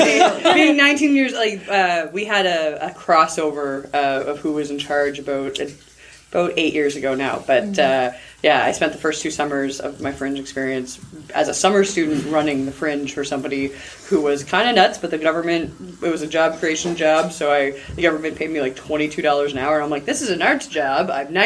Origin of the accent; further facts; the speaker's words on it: Halifax, Nova Scotia, Canada; Welcome to my hometown.